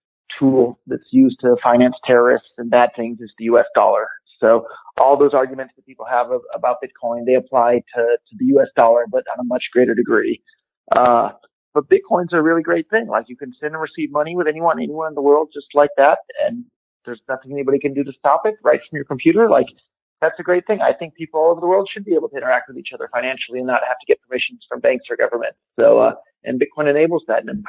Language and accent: English; Silicon Valley, California, United States; I grew up in Silicon Valley